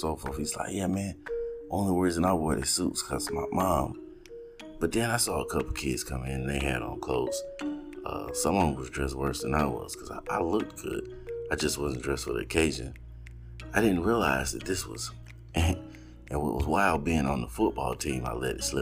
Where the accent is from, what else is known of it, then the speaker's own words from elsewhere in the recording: Georgia, United States; I'm from not only from the South, I am from Georgia